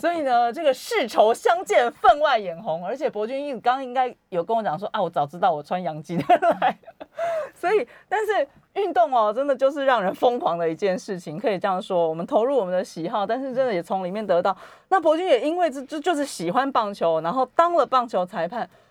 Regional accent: Taiwan; 我们台湾人

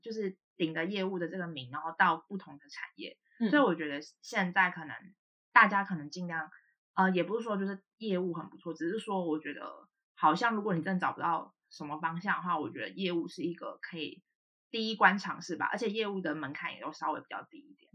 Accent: Hualien County, Taiwan; 我们家其实是原住民 ，然后，呃，我妈妈那边是平埔族，我们都是在花莲，然后我妈妈是平埔阿美

